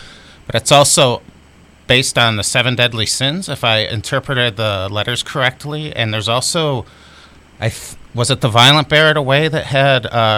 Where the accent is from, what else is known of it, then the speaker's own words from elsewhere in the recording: Midwest, United States; and I'm from the Midwest, not the South, but I'm also Generation X, so I didn't grow up on screens. I grew up on books.